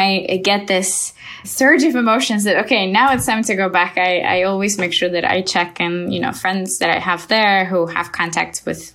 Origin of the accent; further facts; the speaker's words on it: Azerbaijan; moved away as an adult; now in Turkey; I'm from Azerbaijan